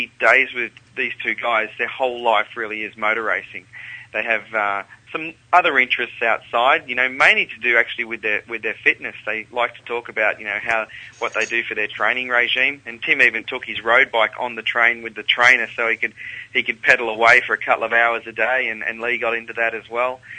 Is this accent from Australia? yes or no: yes; Canberra, Australian Capital Territory, Australia; also born or lived in Sydney; now in Melbourne, Australia; I grew up in Canberra and lived in Sydney and now in Melbourne